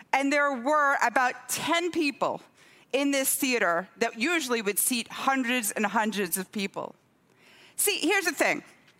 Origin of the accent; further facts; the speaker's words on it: Scotland, United Kingdom; moved away as an adult; also born or lived in Durham; I was born on your side of the Atlantic. I was born in Durham. Okay, when I was four, my parents moved up to the northeast of Scotland to a tiny village there.